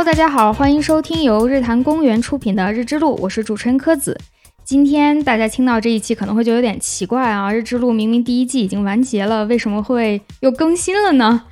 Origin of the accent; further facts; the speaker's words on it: Lanzhou, Gansu, China; 我是兰州人